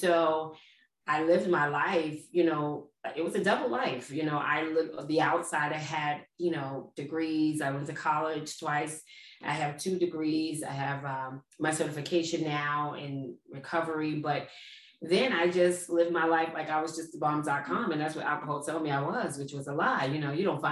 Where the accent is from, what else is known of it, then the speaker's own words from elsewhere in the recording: New York City, New York, United States; moved away as an adult; now in East Orange, United States; I grew up in Brooklyn, New York